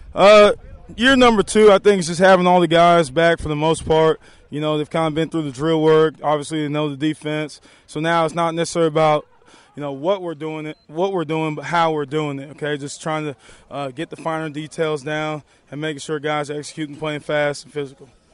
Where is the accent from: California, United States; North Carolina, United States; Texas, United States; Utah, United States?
Texas, United States; growing up in Texas